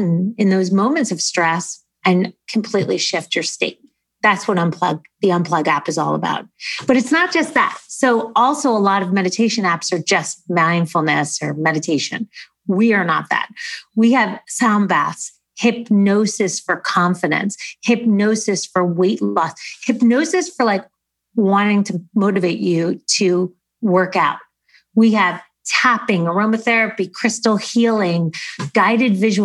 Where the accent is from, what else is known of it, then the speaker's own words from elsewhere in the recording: United States; also born or lived in New Jersey; now in Los Angeles, United States; I'm from New York